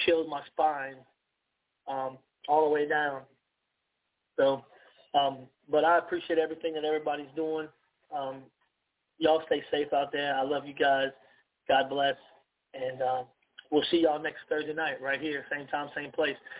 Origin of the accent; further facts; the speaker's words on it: United States; I'm an American. I love my country.